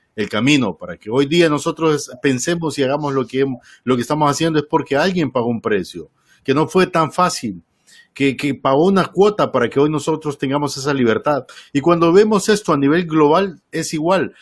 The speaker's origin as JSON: {"language": "Spanish", "country": "Honduras", "said": "tenía muchos años de no escuchar radio eh, tradicional en mi país, el otro día camino al trabajo iba escuchando una de las emisoras, no me acuerdo si era Radio América o HRN"}